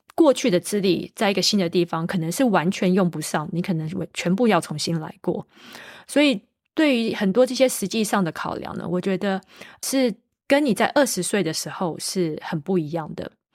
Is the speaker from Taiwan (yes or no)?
yes; Taiwan; moved away as an adult; also born or lived in United States / United Kingdom; now in Italy; 我是个台湾土生土长的小朋友